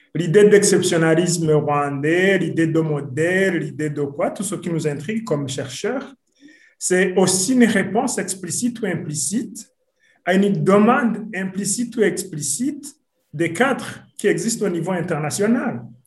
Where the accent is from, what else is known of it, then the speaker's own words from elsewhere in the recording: Burundi; je suis burundais